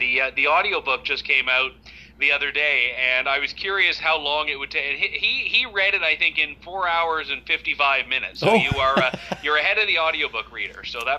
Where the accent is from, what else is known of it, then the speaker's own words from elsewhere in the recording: Canada; this whole thing that you're supposed to have as a Canadian, guaranteed entry into your own country, is increasingly conditional.